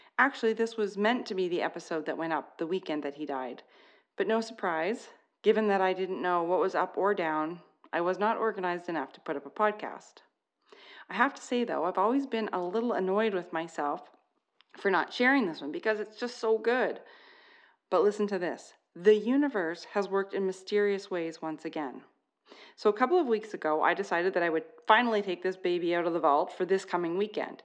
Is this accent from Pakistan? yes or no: no; Canada; I'm Canadian